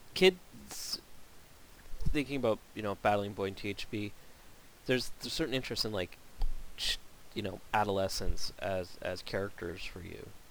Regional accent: Canada; being Canadian

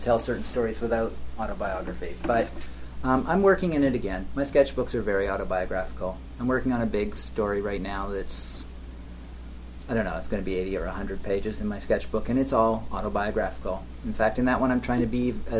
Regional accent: Canada; also born or lived in Toronto, Canada; now in Guelph, Canada; I can't imagine leaving Canada, even though there are many nice places in the world. You know, these are where your roots are, and I like it here

